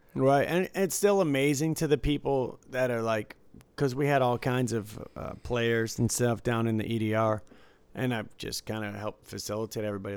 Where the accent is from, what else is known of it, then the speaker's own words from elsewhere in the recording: Detroit, Michigan, United States; now in Las Vegas, United States; Growing up in Detroit